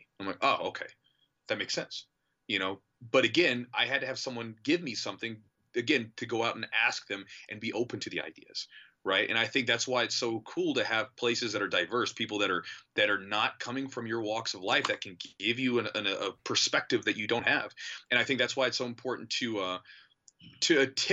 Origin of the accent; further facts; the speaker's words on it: United States; I love my country. Like, I like being an American